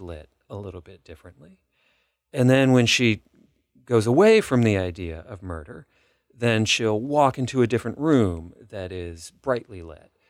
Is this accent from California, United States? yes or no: yes; Los Angeles, California, United States; moved away; I grew up in Los Angeles